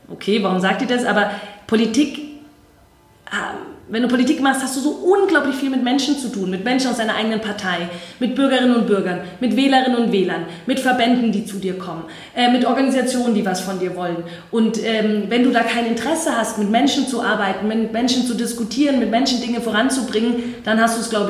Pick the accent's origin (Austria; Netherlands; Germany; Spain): Germany; Herrsching am Ammersee, Bavaria; Also ich komme ja aus Hersching am Ammersee und äh, da gab es keine Jugendorganisation.